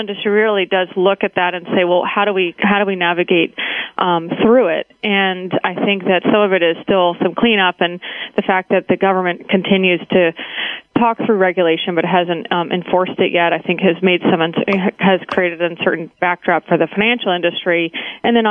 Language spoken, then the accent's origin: English; Baltimore, Maryland, United States; moved away as an adult; also born or lived in Massachusetts / Nashville, Tennessee; now in Washington, D.C. suburbs, United States; I grew up in Baltimore, Maryland